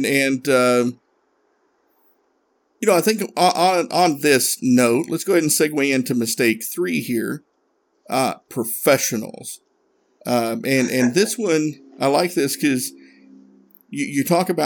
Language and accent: English; Northeast Tennessee, United States; born or raised there